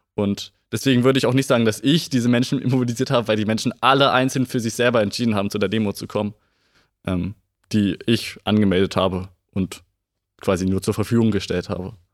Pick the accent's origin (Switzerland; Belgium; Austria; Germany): Germany; Gifhorn, Lower Saxony; Ja, ich bin Gifhorner. Ich bin vor 17 Jahren in Gifhorn geboren und ähm, wohne auch schon immer in Gifhorn